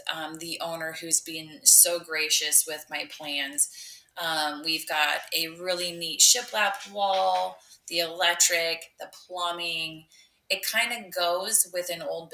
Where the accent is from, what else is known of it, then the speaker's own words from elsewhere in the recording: Neola, Iowa, United States; I grew up in Neola. I born and raised